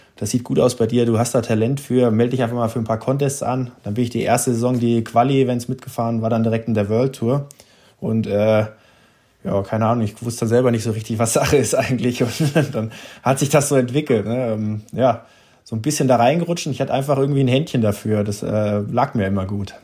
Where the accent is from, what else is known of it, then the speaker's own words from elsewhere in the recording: Hesse, Germany; ich bin ja in Hessen aufgewachsen